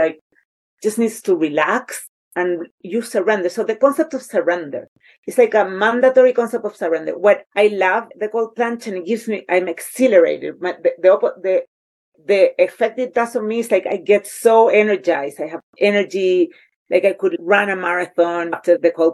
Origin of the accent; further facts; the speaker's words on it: Chile; moved away; I grew up in Chile with the ice waters all my life